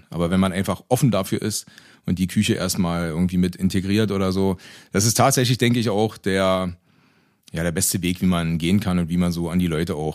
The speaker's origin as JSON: {"language": "German", "town": "Rostock", "region": "Mecklenburg-Vorpommern", "country": "Germany", "tie": "born or raised there", "said": "Ich bin waschechter Rostocker, Asche auf mein Haupt."}